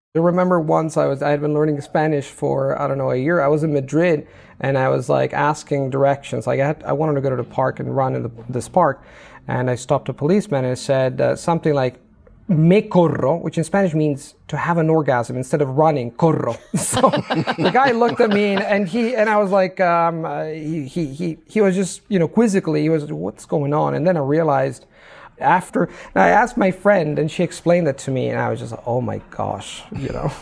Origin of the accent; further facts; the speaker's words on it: Italy; first language Italian; English is a second language; my native language is Italian.